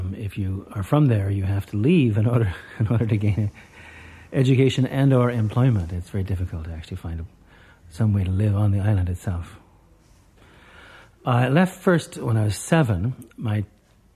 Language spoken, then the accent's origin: English; United States; I'm Irish American